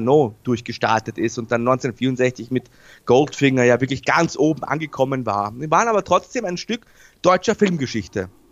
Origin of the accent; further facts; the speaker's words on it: Austria; bei uns in Österreich